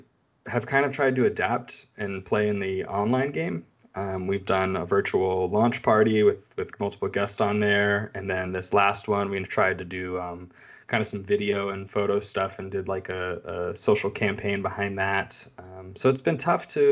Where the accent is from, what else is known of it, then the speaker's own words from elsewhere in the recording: California, United States; Growing up in California